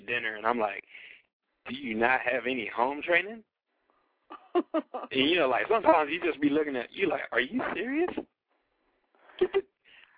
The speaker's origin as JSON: {"language": "English", "region": "New Jersey", "country": "United States", "tie": "born or raised there", "moved": "yes", "lives_now": "North Carolina, United States", "said": "I was born in New Jersey"}